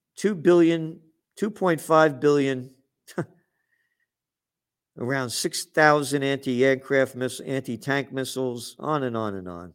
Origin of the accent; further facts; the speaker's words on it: United States; I'm an American.